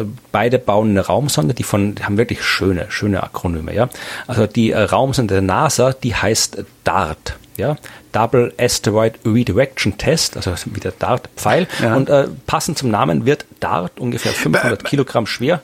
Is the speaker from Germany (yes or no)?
no; Krems, Lower Austria, Austria; in Krems, meiner Heimatstadt